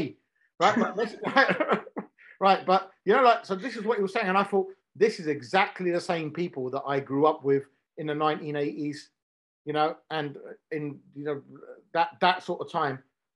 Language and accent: English; Romford, London, United Kingdom; moved away as an adult; now in Southall, United Kingdom; I'm born and bred in Romford. I'm not from Southall. I only moved here about 15 years ago. But yeah, I'm born and bred in Essex, so we was in a bend. There's only 10, 15 Asian families there, and about 10 of them were from the same bend.